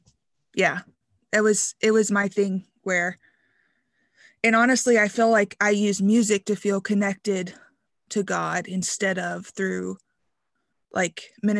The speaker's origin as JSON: {"language": "English", "region": "Kentucky", "country": "United States", "said": "Yeah. So I'm from Kentucky. I grew up, was born into the IFB, went to Christian school, K through 12."}